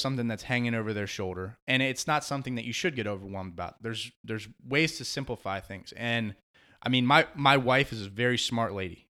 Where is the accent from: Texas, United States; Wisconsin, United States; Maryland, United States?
Maryland, United States; Beltsville; moved away as an adult; also born or lived in Washington, D.C.; now in South Carolina Lowcountry, United States; I grew up in in Beltsville, Maryland, and uh, and stayed there